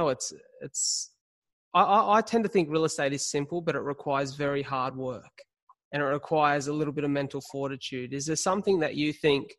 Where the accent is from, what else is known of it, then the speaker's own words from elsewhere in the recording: Illawarra, New South Wales, Australia; also born or lived in Melbourne; I'm from the Illawarra